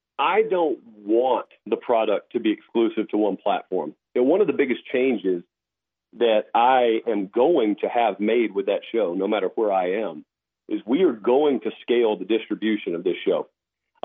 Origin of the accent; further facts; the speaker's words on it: Georgia, United States; I'm growing up in Georgia.